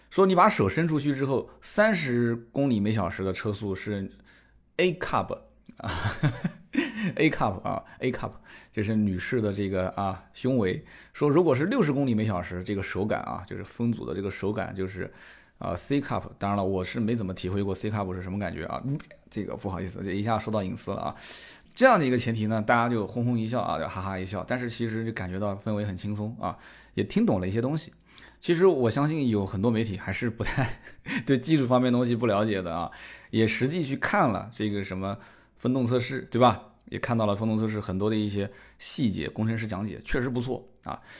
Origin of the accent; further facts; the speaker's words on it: Nanjing, Jiangsu, China; 我们南京这边